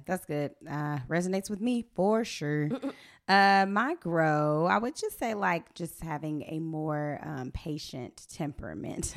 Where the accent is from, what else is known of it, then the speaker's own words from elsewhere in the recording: Atlanta, Georgia, United States; I am from the Atlanta, Georgia